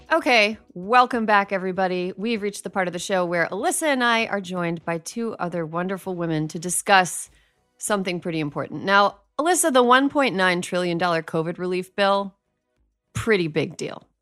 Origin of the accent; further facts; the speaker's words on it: Wisconsin, United States; In my home state of Wisconsin